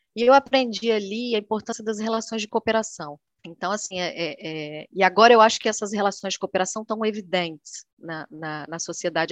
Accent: Vitória, Espírito Santo, Brazil; moved away as an adult; also born or lived in Buenos Aires; now in Rio de Janeiro, Brazil; eu sou do Espírito Santo, né? Eu sou natural de Vitória.

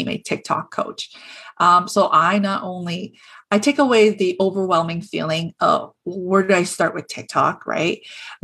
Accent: Toronto, Ontario, Canada; so I'm from Toronto

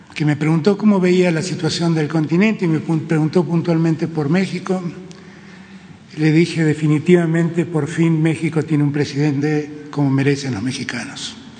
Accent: Argentina; mi país

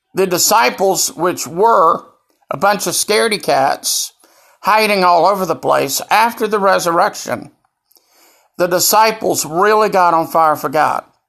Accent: Greenville, South Carolina, United States; here in Greenville, South Carolina, my hometown

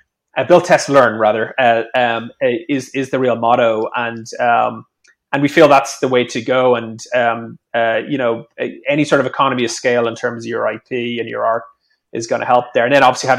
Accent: Ireland; I'm Irish

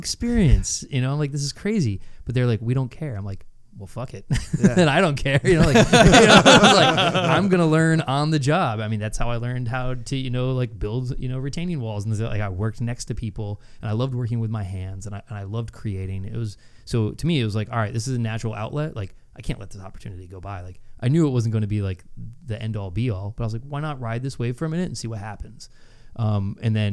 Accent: Schenectady County, upstate New York, United States; Schenectady County is like, people drive around with, you know, shotguns and dead deers in their car. You know, it's like, it's very rural, which is, I love it. I embrace it. I love my hometown

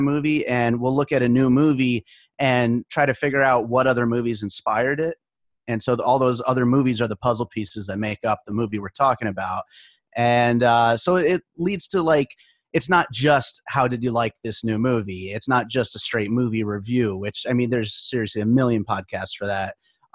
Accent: Pennsylvania, United States; moved away as an adult; also born or lived in New York; now in Las Vegas, United States; we moved here to Las Vegas the year after I graduated high school. I grew up in Pennsylvania. I was born in New York

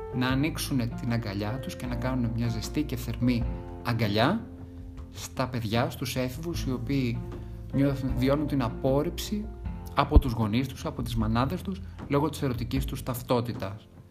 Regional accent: Thessaloniki, Central Macedonia, Greece; γεννήθηκα και μεγάλωσα στη Θεσσαλονίκη

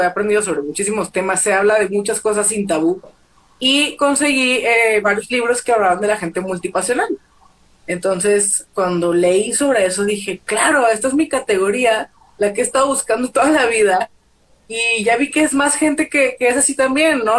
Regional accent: Torreón, Coahuila, Mexico; moved away as an adult; also born or lived in United States; now in Mexico City, Mexico; soy de Torreón, Coahuila, vivo en la Ciudad de México

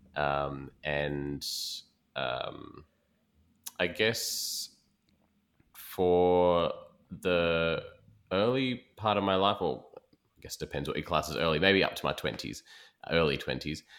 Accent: Perth, Western Australia, Australia; moved away as an adult; also born or lived in East Coast, Australia; now in Sydney, Australia; I'm from West Australia originally, born and bred there

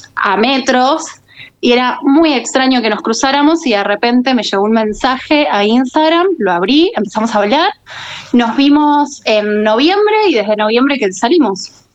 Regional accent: Muñiz, Buenos Aires Province, Argentina; Yo soy de Buenos Aires, de eh, Muñiz

